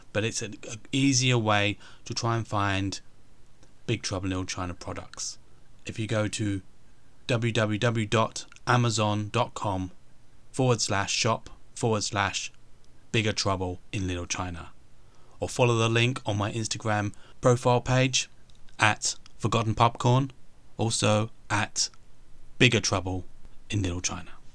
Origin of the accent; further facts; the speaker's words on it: England, United Kingdom; I'm English